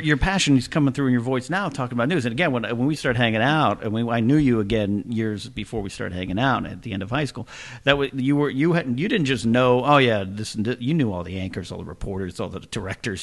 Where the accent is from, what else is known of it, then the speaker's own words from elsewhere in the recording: Arroyo Grande, California, United States; moved away; Broadcasting from the beautiful central coast of California, more specifically Arroyo Grande, California, this is the Knapsack Files on the road in my home town